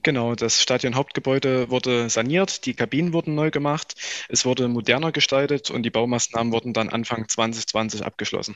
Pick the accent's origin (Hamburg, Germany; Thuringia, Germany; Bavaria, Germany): Thuringia, Germany; Weida; also born or lived in Gera; Ich bin zwar in Gera geboren, aber wohne seit meinem ersten Lebensjahr hier in Weida